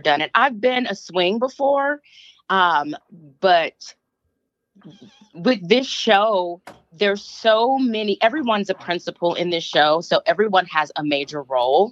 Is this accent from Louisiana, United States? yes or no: no; Flint, Michigan, United States; moved away; I was born and raised here in Michigan. Well, there in Michigan. I'm in Canada right now. um, went to college there um, at MSU. Um, so, yeah, my ties are strong in Michigan, Flint, Michigan